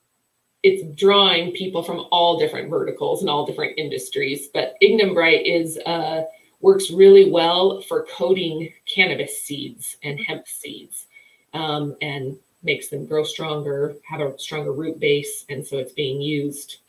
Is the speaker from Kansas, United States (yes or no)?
no; Wyoming, United States; I'm from Wyoming